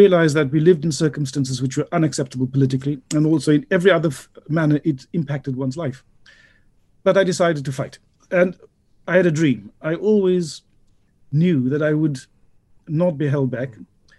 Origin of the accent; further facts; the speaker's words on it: Tring, East of England, United Kingdom; Tring, my hometown, which is a small town in Hertfordshire of about 12,000 people. A very pleasant place to be.